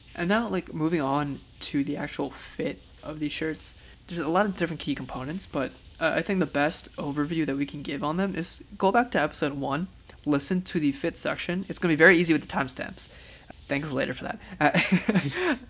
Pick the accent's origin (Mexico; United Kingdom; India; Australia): India; as an Indian